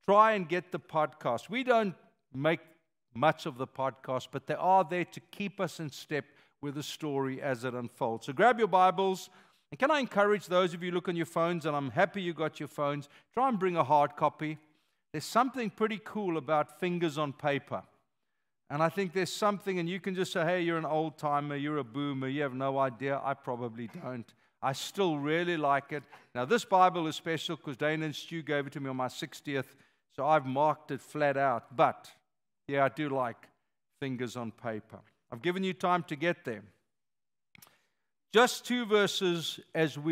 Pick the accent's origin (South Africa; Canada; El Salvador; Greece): South Africa; moved away; I am a South African